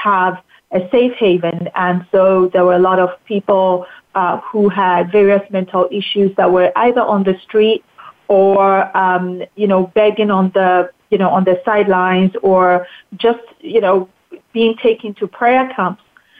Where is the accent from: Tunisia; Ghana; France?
Ghana; moved away; So I grew up in Ghana. I lived in different parts of the country.